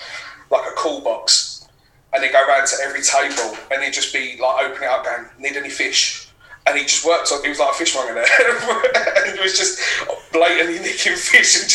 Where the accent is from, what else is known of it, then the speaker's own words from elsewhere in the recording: Dagenham, London, United Kingdom; moved away as an adult; now in Basildon, United Kingdom; I was born and raised in Dagenham